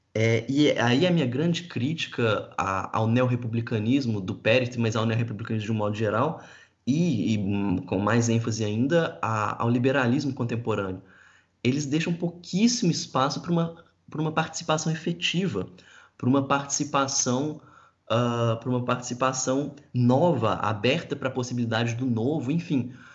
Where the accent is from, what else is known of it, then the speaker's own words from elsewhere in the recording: Brazil; eu sou brasileiro